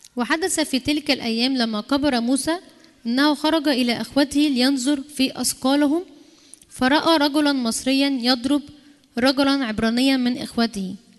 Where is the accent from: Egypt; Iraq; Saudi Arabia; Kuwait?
Egypt